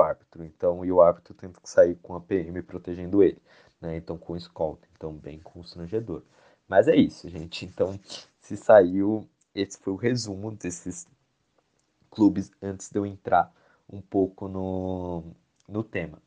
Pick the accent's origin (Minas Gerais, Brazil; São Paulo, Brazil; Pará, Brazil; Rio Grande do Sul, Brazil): São Paulo, Brazil; eu sou de São Paulo